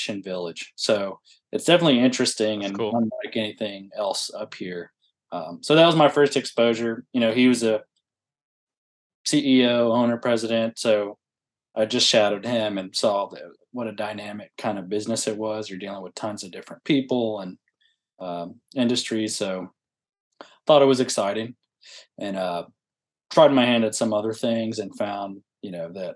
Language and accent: English; Huntsville, Texas, United States; I'm from Huntsville, Texas, not Alabama